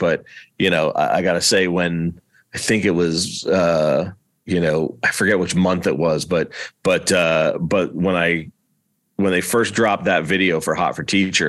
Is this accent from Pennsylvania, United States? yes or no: yes; Easton, Pennsylvania, United States; also born or lived in Boston; I grew up on the East Coast too. I was born in Boston, and grew up mostly north of Philadelphia, about halfway between New York and Philly, in a place called Easton, Pennsylvania